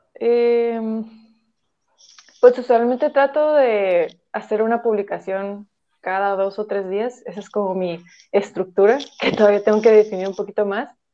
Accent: Tijuana, Baja California, Mexico; tengo 22 años y soy de Tijuana

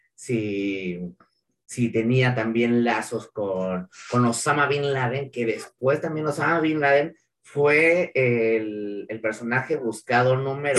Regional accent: Mexico; somos mexicanos

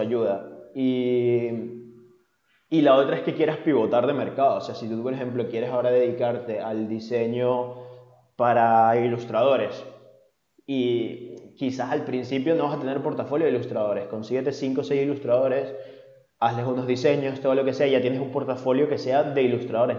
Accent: Venezuela; now in Spain

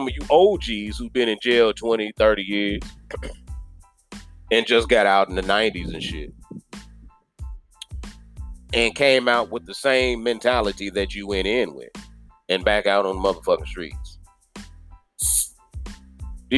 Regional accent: Kansas City, Missouri, United States; moved away as an adult; I'm born and raised in Kansas City. Born and raised in Kansas City

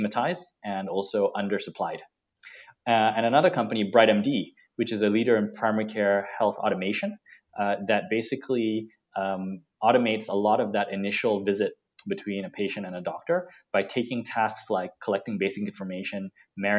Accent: Singapore; I sit in Singapore and like yourself, I'm Singaporean

